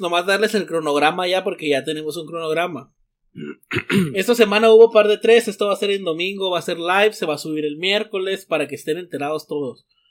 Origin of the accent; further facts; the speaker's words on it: Mexico; now in United States; soy mexicano